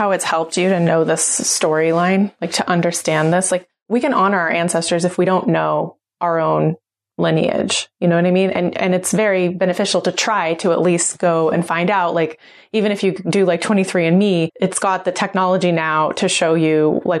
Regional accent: Oklahoma, United States; I'm a member of the Cherokee Nation. I grew up in Oklahoma. I knew I was part of that lineage

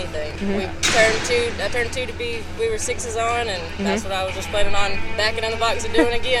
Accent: Lufkin, Texas, United States; I'm from Lufkin, Texas.

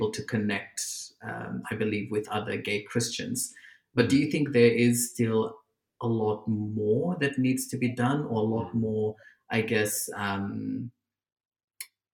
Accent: Fiji; growing up in Fiji

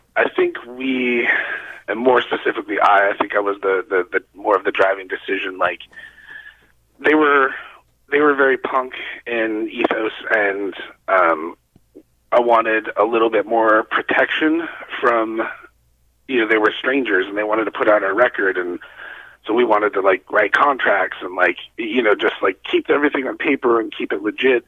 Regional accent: Arizona, United States; we're from Arizona

